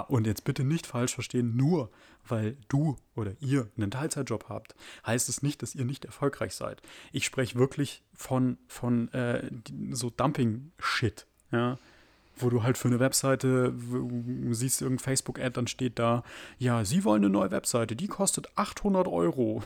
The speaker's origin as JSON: {"language": "German", "country": "Germany", "said": "bei uns in Deutschland"}